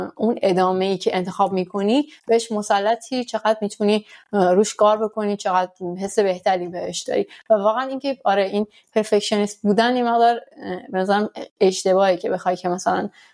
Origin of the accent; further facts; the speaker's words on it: Iran; moved away as an adult; now in France; ماها که در حال با تو ایران بزرگ شدیم